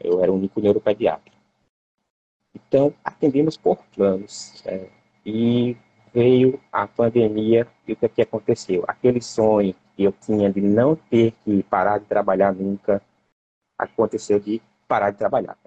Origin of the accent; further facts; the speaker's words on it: Cajazeiras, Paraíba, Brazil; now in Jaboatão dos Guararapes, Brazil; Eu nasci em Cajazeiras, pertinho do Ceará